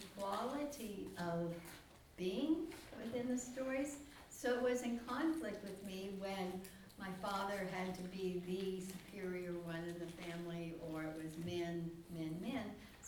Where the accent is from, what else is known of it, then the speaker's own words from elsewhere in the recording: Pacific Northwest, United States; Growing up in the Pacific Northwest, I just thought something. Being raised Methodist